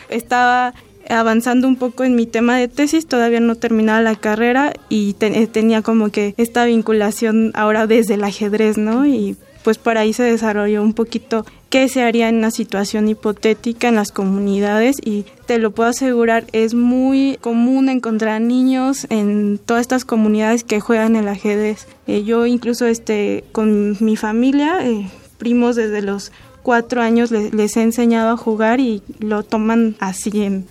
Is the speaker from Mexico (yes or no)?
yes; Michoacán, Mexico; moved away as an adult; also born or lived in Mexico City; vengo de Michoacán hacia la Ciudad de México